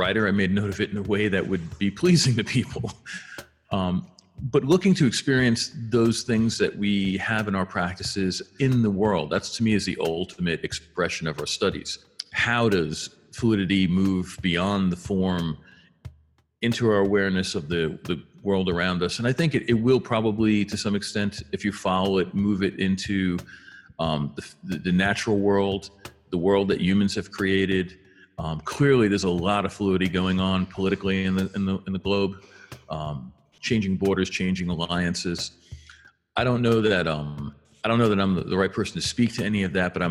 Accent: Long Island, New York, United States; moved away as an adult; now in Colorado, United States; I grew up on Long Island, which is in New York, and spent a lot of my time on, you know, I'd say the first 35 years of my life on the East Coast before moving to the West

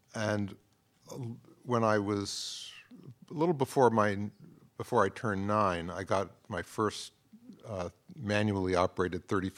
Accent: Manhattan, New York, United States; I grew up in Manhattan.

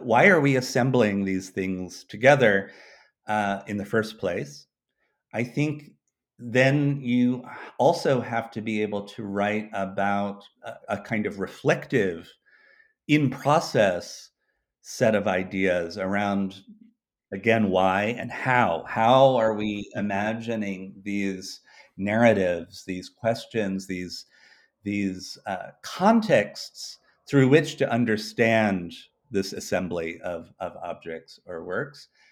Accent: United States; moved away; also born or lived in Sydney, Australia; I'm an American citizen

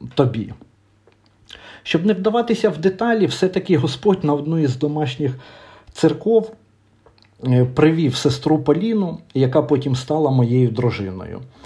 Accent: Vyshneve, Kyiv Oblast, Ukraine; в Вишневому, звідки я родом

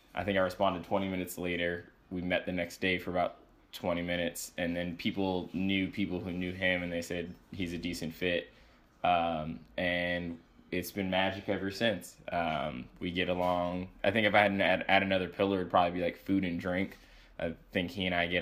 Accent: Baltimore, Maryland, United States; moved away as an adult; also born or lived in Boston; now in New York, United States; I grew up in a city. I'm from Baltimore, Maryland.

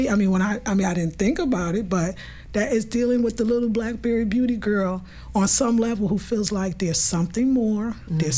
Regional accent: New York City, New York, United States; accent: New York; moved away as an adult; also born or lived in California; I'm from Brooklyn, New York, born and raised

